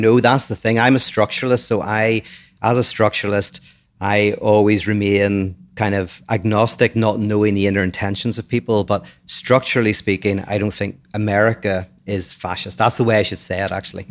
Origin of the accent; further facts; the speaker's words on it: Ireland; moved away as an adult; now in United States; I'm born from Ireland. I've only been here for eight years.